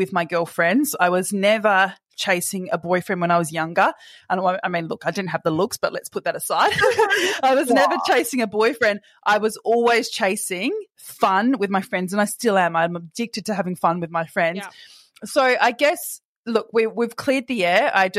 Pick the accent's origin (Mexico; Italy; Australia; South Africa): Australia; Perth, Western Australia; moved away as an adult; also born or lived in Sydney; now in Perth, Australia; I grew up in Perth and I moved to Sydney when I was 20